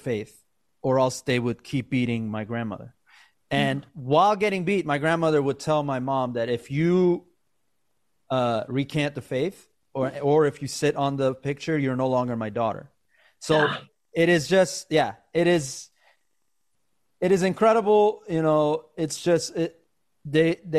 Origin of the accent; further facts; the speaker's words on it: United States; also born or lived in Iran; you and I were raised in America, right? We were raised here